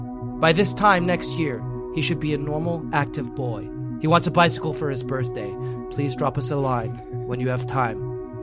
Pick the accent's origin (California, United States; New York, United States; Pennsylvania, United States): New York, United States; Oh, also, I'm from New York.